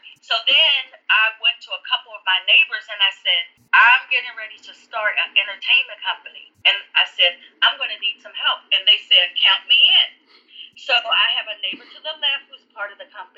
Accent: West Virginia, United States; now in Washington, D.C., United States; Growing up in West Virginia, I was very blessed

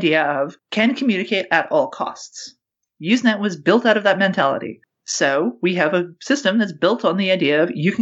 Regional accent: Canada; now in New Zealand; Free speech, as I grew up with it in Canada

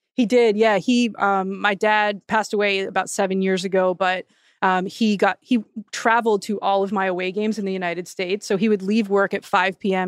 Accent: Canada; growing up in Canada where I played flag football and touch football growing up

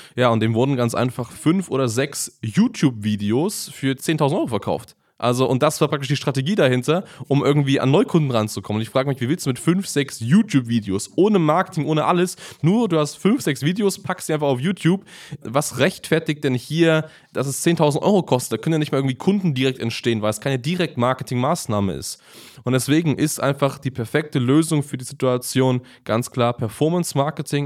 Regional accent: Germany; bei uns in Deutschland

